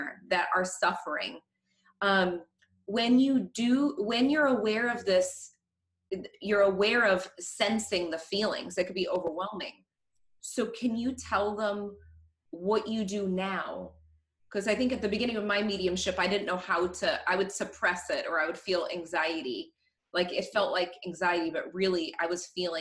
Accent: Norwood, Massachusetts, United States; I'm from a small town outside of Boston. And I feel like Norwood, my hometown

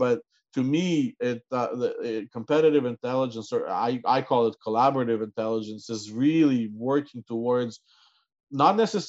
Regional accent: Canada; growing up in Canada, the view of CI has been different

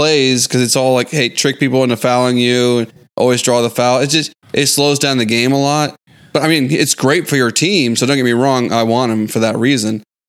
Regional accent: Houston, Texas, United States; As a Houstonian

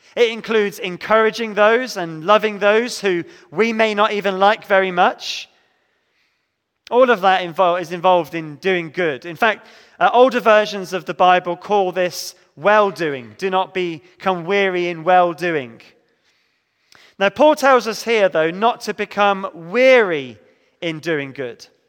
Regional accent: Devon, South West England, United Kingdom; growing up in Devon, my church did much good for me.

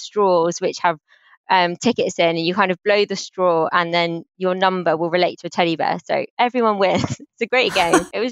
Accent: London, United Kingdom; I grew up in South London on a council estate called Somerset Estate, which is in Battersea

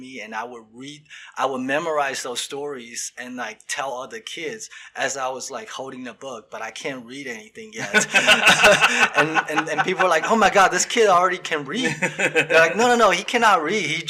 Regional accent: Xinjiang, China; English is a second language; moved away as an adult; also born or lived in southern China; now in United States; I was born in the northwest part of the China, and it's like a border town. It's where border was Tajikistan, Afghanistan

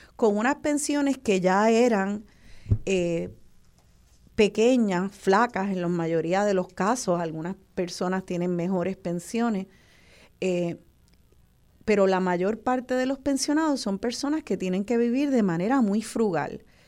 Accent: Puerto Rico; nuestra mentalidad como puertorriqueños

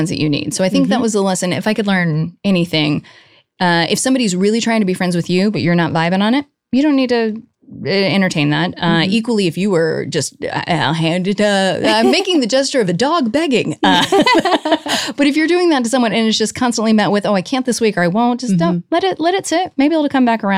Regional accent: Colorado Springs, Colorado, United States; also born or lived in New York; now in Los Angeles, United States; I grew up in Colorado

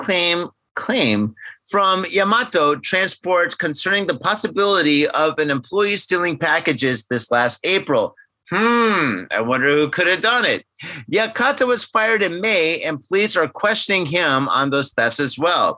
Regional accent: United States; now in Japan; I'm American

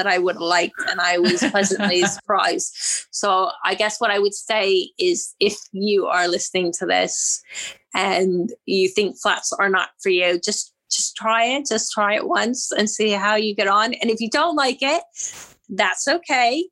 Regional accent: Virginia, United States; moved away as an adult; also born or lived in Georgia, United States / California, United States; now in London, United Kingdom; I grew up in Virginia and then I went to school in Georgia

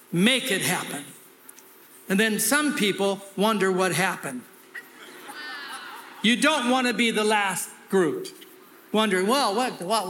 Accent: California, United States; I'm from California

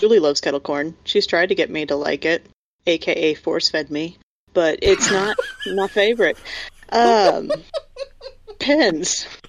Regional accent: Kansas, United States; growing up in Kansas, we always had to go to the state fair for marching band and band competitions

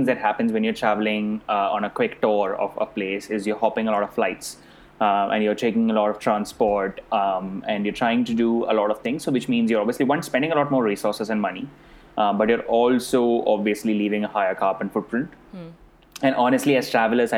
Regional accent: India; accent: Indian; moved away; I was born and brought up in India. I speak like an Indian

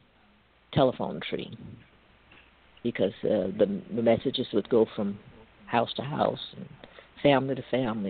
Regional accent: Natchez, Mississippi, United States; moved away as an adult; now in Stockton, United States; my hometown of Natchez, where I graduated high school and everything

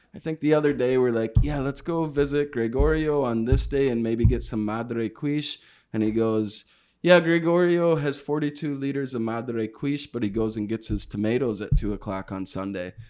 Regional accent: United States; I am from the States, and I'm not from Oaxaca

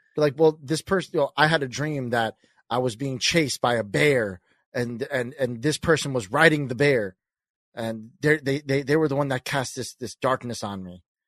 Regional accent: New York, United States; I'm a kid from New York. I'm Italian and I'm a salesman.

